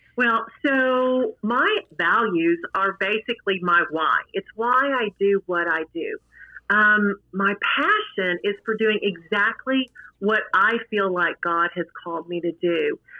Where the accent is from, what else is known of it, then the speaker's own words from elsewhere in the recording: Midland, Texas, United States; I'm from Midland, Texas